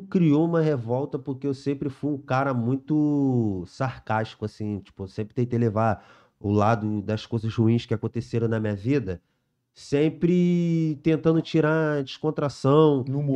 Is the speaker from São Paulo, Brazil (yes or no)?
no; São Gonçalo, Rio de Janeiro, Brazil; nasci lá no Vila Laje, lá em São Gonçalo, lá, né? Criança normal, joga bola, solta pipa